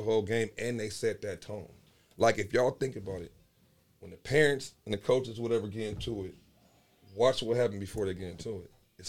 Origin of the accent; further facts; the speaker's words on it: Las Vegas, Nevada, United States; I'm from Vegas.